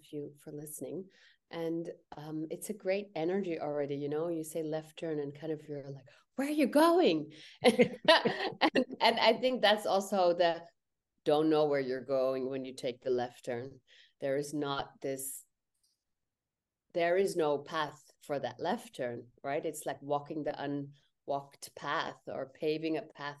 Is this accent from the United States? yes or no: no; India; I'm Indian